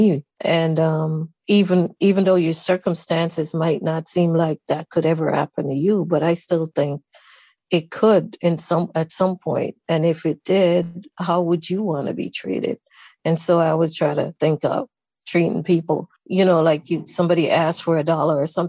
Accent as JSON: {"language": "English", "region": "Saint Catherine", "country": "Jamaica", "tie": "born or raised there", "also_born_or_lived": "Kingston, Jamaica", "moved": "as an adult", "lives_now": "United States", "said": "I was born in Kingston, but my maternal grandmother lived in St. Catherine. And I went to live with her when I was 9 years old"}